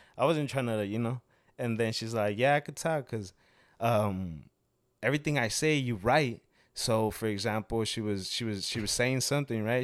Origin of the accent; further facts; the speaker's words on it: Mexico; moved away; yo vengo de Mexico